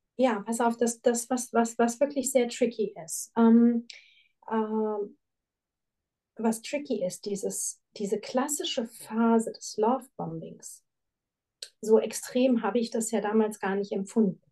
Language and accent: German; Frankfurt, Hesse, Germany; moved away as an adult; now in Switzerland; eine sehr, sehr starke Bindung an meine Heimatstadt